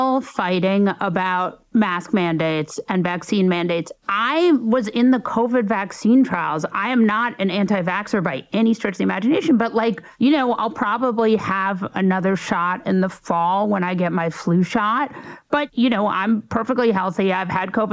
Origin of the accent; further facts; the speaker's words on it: New York, United States; I grew up in New York and I was in New York on 9/11.